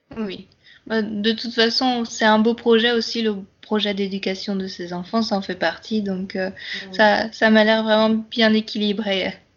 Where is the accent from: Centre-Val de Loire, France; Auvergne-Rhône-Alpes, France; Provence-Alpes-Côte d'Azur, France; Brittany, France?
Brittany, France; Je suis bretonne d'origine